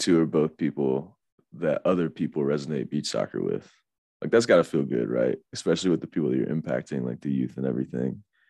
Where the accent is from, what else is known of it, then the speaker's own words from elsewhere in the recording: Virginia, United States; moved away; I'm from Virginia and this was not a thing when I was in Virginia.